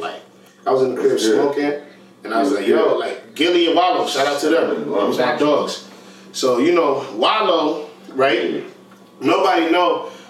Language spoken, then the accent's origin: English; Honduras; also born or lived in New York; now in Ohio, United States; Raised in Honduras. I was born in New York, raised in Honduras.